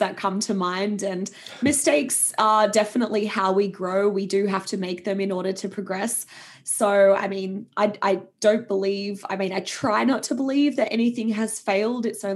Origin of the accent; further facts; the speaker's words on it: Sydney, New South Wales, Australia; moved away; I was in a corporate role back in my hometown of Sydney